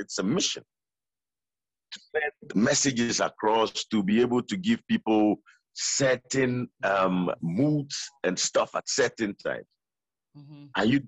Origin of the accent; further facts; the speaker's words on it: Ghana; being Ghanaian